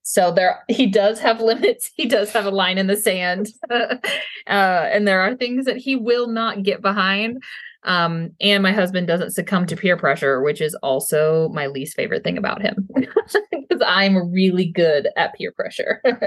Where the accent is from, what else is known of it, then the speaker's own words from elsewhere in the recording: Texas, United States; moved away as an adult; also born or lived in northern New York; I'm from Texas